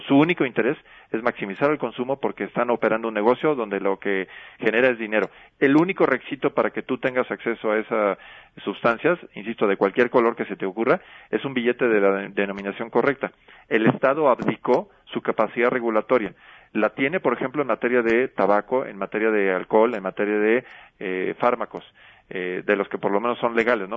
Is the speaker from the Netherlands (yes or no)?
no; Guanajuato, Mexico; Yo soy oriundo de Guanajuato